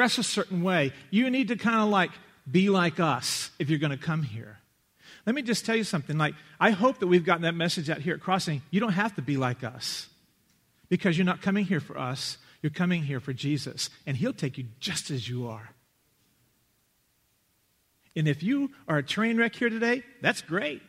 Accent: Lubbock, Texas, United States; born or raised there

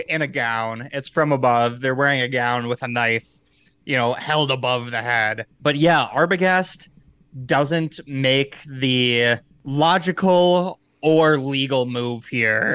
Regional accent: Midwest, United States; born or raised there

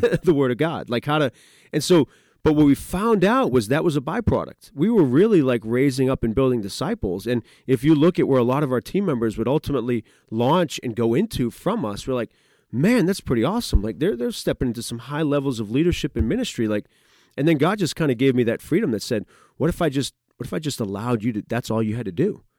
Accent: New England, United States; moved away as an adult; now in Pennsylvania, United States; I grew up in New England, uh, went to Grove City College, so moved down here

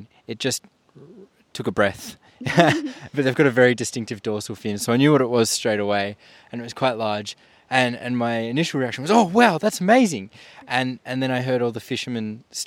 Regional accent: Melbourne, Victoria, Australia; now in Tasmania, Australia; I'm originally from Melbourne, Victoria

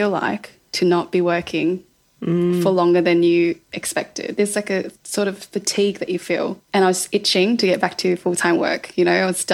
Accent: Melbourne, Victoria, Australia; moved away as an adult; also born or lived in London; I was from Melbourne

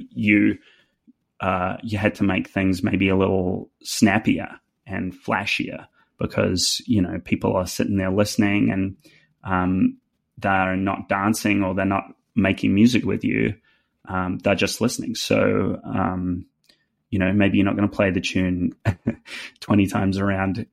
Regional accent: New Zealand; accent: New Zealand; now in Nashville, United States; my New Zealand accent

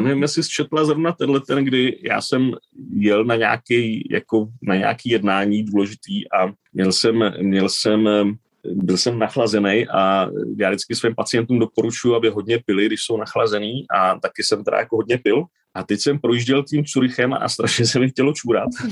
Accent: Czechia; also born or lived in Spain; now in Switzerland; jsem Čech

